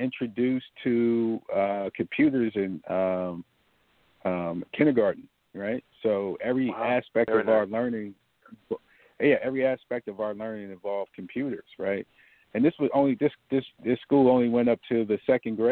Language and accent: English; Cleveland, Ohio, United States; I'm just a kid from Cleveland, Ohio, that had a hard upbringing. You know, I grew up in East Side Cleveland housing projects